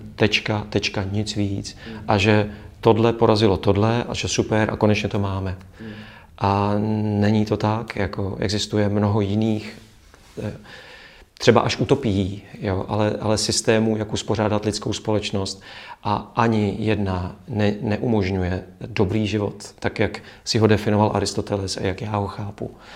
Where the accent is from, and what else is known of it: Czechia